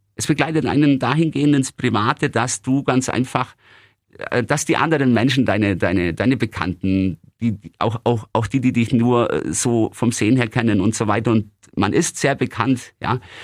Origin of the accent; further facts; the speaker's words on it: Günzburg, Bavaria, Germany; In meiner Heimatstadt Günzburg